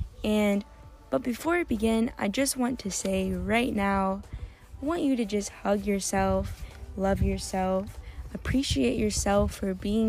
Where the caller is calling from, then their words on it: Turkey; I'm sitting at a park, and I'm also coming from Turkey, so it is very loud and full of nature.